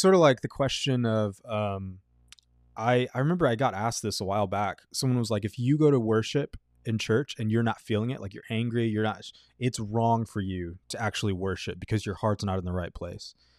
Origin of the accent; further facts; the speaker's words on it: Texas, United States; in middle school, uh, growing up in Texas